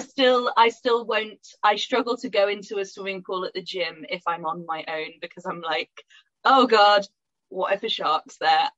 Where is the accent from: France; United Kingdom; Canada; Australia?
United Kingdom; Pontefract, Yorkshire and the Humber; I grew up near Pontefract